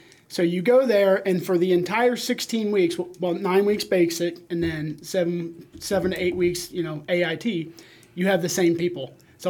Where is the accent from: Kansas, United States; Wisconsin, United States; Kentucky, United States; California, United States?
Kentucky, United States; Northern Kentucky.